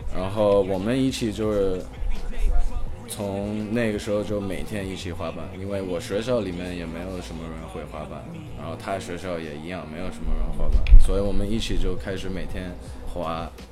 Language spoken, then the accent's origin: Chinese; Shanghai, China; also born or lived in Hong Kong / Beijing; 我是一个香港出生的英国的混水。 我妈是英国的，我爸是英国的，然后从小就住在中国，然后是一个职业滑手